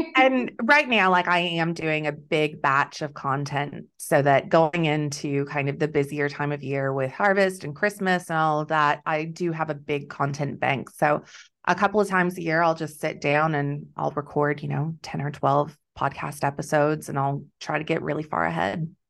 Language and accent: English; Texas, United States; moved away as an adult; also born or lived in Wheat Belt, Western Australia; now in Western Australia, Australia; I'm originally from Texas